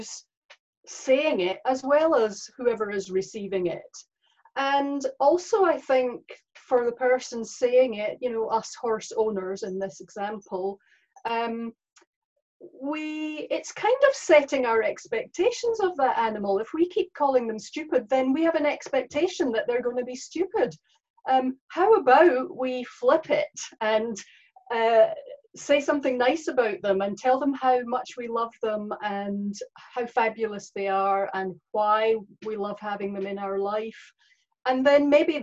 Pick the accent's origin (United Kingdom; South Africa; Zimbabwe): United Kingdom; Scotland; accent: Scottish; moved away as an adult; also born or lived in New Zealand; now in Cambridge, New Zealand; I'm from Scotland. I've lived in New Zealand for 15 years